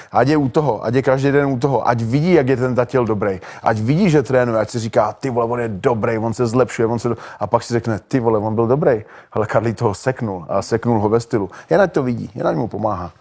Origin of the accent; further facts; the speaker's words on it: Olomouc, Olomouc Region, Czechia; v Olomouci, v mým, v mým rodným městě